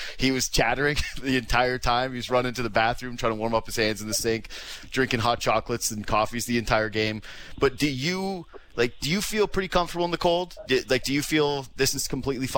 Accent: Canada; as a Canadian

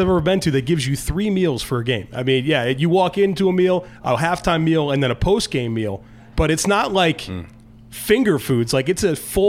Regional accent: Weddington, North Carolina, United States; I'm from Weddington, North Carolina. I went to Weddington High School.

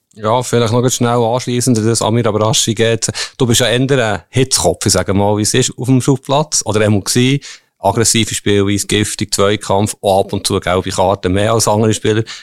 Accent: Bern, Switzerland; ich komme ja aus Bern

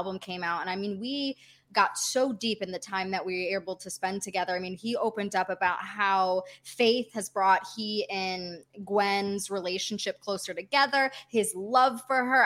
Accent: Detroit, Michigan, United States; moved away as an adult; now in Los Angeles, United States; I was born and raised in Metro Detroit.

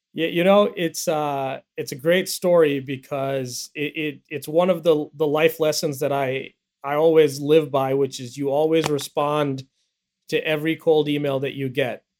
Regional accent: India; accent: American accent; now in United States; I was a kid who was who was born in the U.S., but my parents moved me back to India when I was young, and they wanted me to be raised there

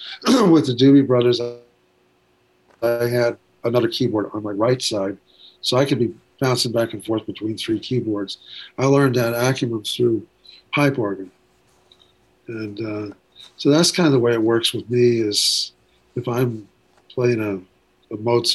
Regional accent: Ventura, California, United States; also born or lived in Waco, Texas; I grew up in, I was born in Texas, Waco, or Waco as I've called it for years. But, from 2 years of age on, I was in Ventura, California, which is on the coast.

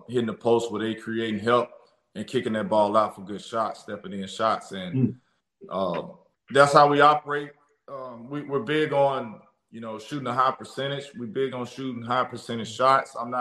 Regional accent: Jackson, Mississippi, United States; I'm real Jacktown, right? Jacktown, I'm from here

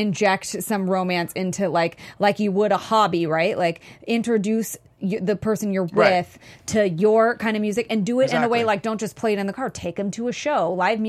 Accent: California, United States; The Bay Area.

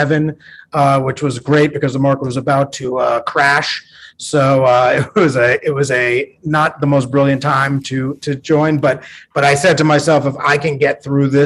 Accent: New York City, New York, United States; I grew up in Greenwich Village

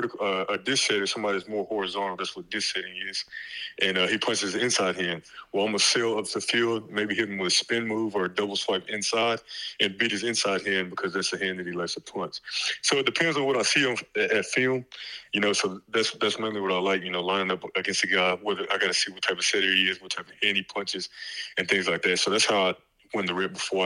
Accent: Dallas, Texas, United States; moved away as an adult; also born or lived in Los Angeles, California; I'm from Dallas, Texas

